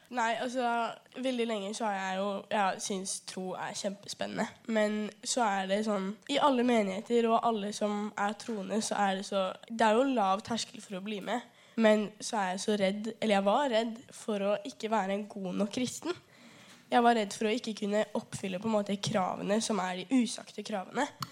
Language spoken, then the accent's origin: Norwegian; Rena, Hedmark, Innlandet, Norway; moved away; Opprinnelig så er jeg fra Rema i gamle Hedmark